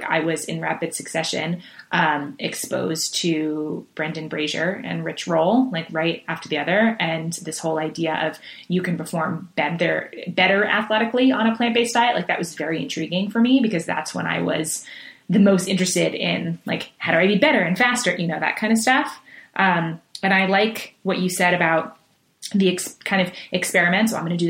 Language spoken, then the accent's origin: English; Manhattan, New York, United States; You know, we traveled a lot, moved a lot. So I mean, and I grew up in Manhattan and in big cities.